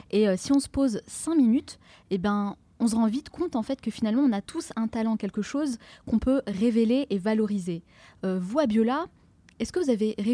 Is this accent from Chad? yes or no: no; France; nous en tant que Français